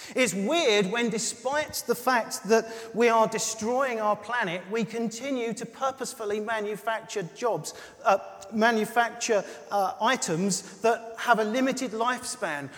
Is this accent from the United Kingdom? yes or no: yes; United Kingdom; we're British